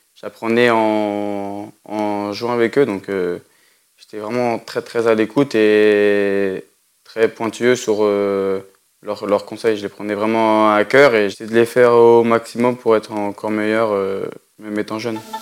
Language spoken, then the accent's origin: French; France; chez nous en France